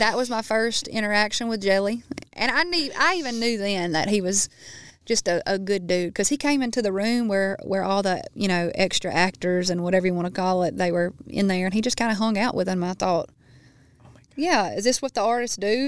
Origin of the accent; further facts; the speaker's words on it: Baskin, Louisiana, United States; being in Baskin in my hometown and riding those back roads